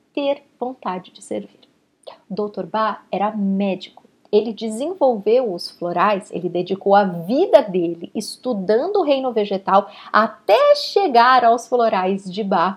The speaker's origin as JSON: {"language": "Portuguese", "country": "Brazil", "moved": "yes", "lives_now": "Canada", "said": "eu sou brasileira"}